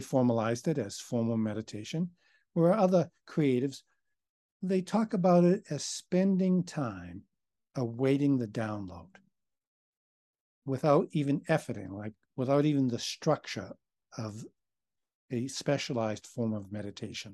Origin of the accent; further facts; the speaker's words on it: Boston, Massachusetts, United States; Me being an Irishman and from Boston